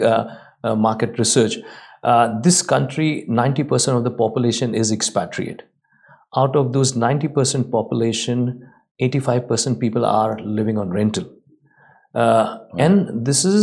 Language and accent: English; India; now in Dubai, United Arab Emirates; I come from India